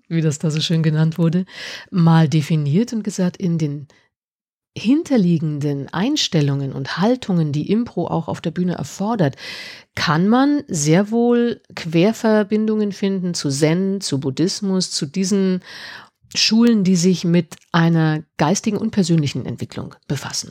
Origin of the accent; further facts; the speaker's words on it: Munich, Bavaria, Germany; seit drei, vier Jahren bei uns in München